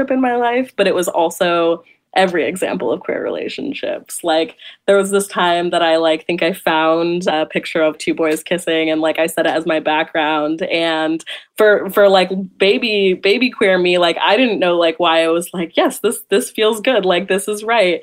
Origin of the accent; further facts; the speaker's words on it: Sacramento, California, United States; I grew up in Sacramento, California.